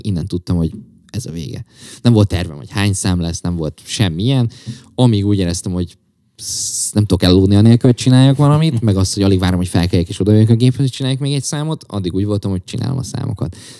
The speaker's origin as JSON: {"language": "Hungarian", "town": "Csongrád", "region": "Csongrád-Csanád", "country": "Hungary", "said": "egyedül is Csongrádi vagyok"}